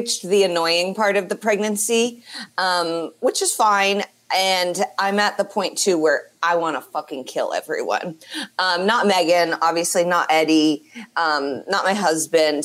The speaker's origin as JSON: {"language": "English", "town": "Indianapolis", "region": "Indiana", "country": "United States", "tie": "born or raised there", "said": "they're in my hometown"}